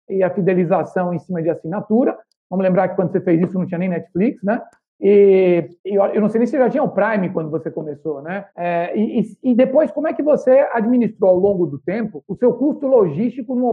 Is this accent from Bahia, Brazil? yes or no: yes; Salvador, Bahia, Brazil; E eu sou soteropolitano, então 2 a 1 um aqui contra o Mineiro.